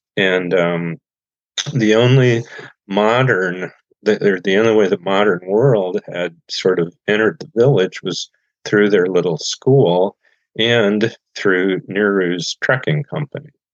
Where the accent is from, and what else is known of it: Goshen, Indiana, United States; born or raised there